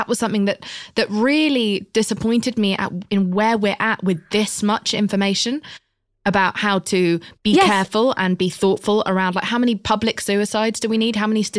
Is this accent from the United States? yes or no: no; United Kingdom; I'm British.